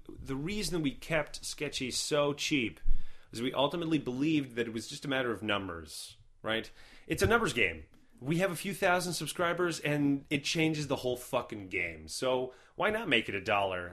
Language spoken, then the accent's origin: English; Canada; as a Canadian